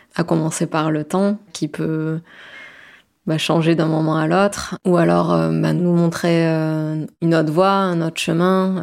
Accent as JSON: {"language": "French", "area": "Gers and Bordeaux", "region": "Nouvelle-Aquitaine", "country": "France", "tie": "born or raised there", "also_born_or_lived": "Saint-Jean-de-Luz", "said": "Je suis née à Saint-Jean-de-Luz euh, et toute ma famille est du Pays Basque, mais après j'ai grandi euh, dans le sud-ouest et entre le Gers et Bordeaux"}